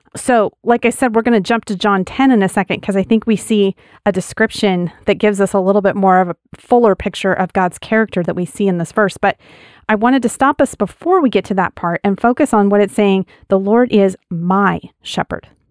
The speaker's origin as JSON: {"language": "English", "region": "Wyoming", "country": "United States", "tie": "born or raised there", "said": "As a kid, I, I grew up in Wyoming on a big ranch, and we had sheep."}